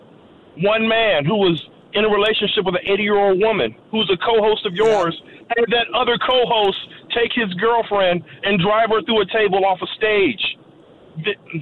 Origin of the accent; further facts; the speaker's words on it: Mississippi, United States; I grew up in Mississippi